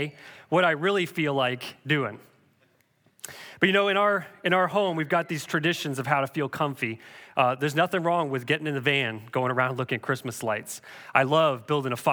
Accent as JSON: {"language": "English", "country": "Canada", "tie": "born or raised there", "said": "Growing up in Canada, we had a big wood-burning, pot-belly stove"}